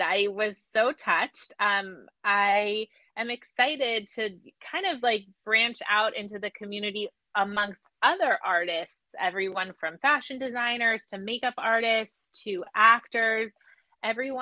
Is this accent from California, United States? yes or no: yes; Los Angeles, California, United States; moved away as an adult; also born or lived in Atlanta, Georgia; now in Lehigh Valley, United States; I'm from Los Angeles, born and bred. I'm from the Valley